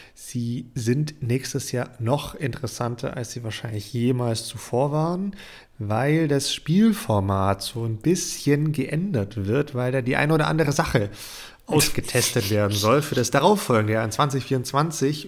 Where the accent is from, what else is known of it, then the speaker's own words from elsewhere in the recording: Germany; bei uns in Deutschland